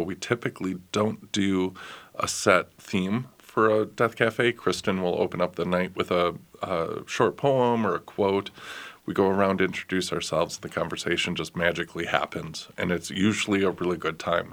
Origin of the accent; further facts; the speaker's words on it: Minneapolis, Minnesota, United States; I was born and raised in Northeast